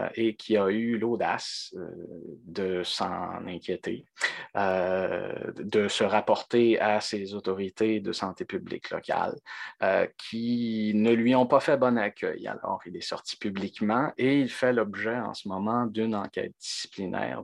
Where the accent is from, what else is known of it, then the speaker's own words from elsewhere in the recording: Quebec, Canada; on est québécois